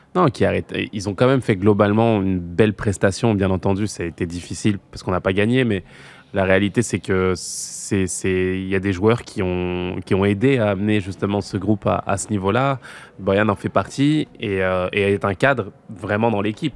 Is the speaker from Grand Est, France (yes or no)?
no; Noisy-le-Sec, Île-de-France, France; chez moi, à Noisy-le-Sec